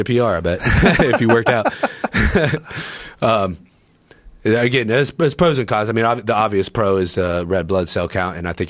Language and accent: English; Columbus, Ohio, United States; I'm from Columbus, Ohio. Like you can go around the outer belt in like an hour.